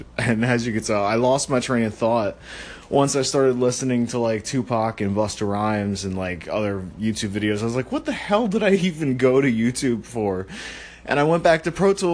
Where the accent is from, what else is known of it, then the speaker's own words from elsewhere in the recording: Maryland, United States; I'm from Maryland